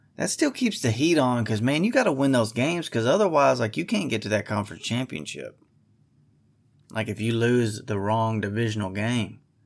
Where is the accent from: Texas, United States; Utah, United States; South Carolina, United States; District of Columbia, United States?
Texas, United States; I'm from Texas